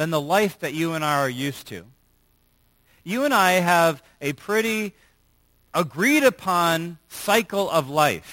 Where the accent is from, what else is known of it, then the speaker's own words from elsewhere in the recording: United States; as American Christians